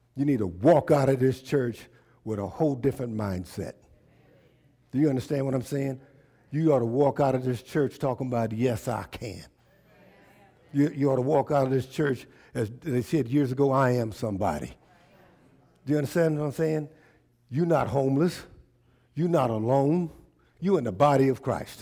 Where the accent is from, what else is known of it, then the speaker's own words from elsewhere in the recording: Tulsa, Oklahoma, United States; I was born in T-, Tulsa, Oklahoma